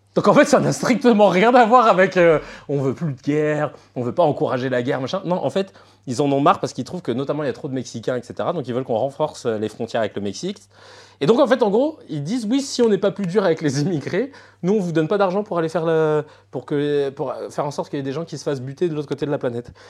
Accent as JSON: {"language": "French", "country": "France", "said": "nous, on est français"}